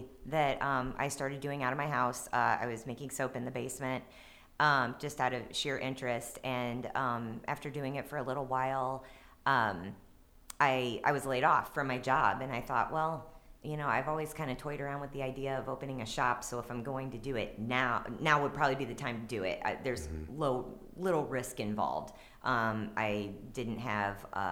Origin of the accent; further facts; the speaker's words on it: Maplewood, Missouri, United States; also born or lived in Dogtown, St. Louis; I lived in Dogtown, but I grew up in Maplewood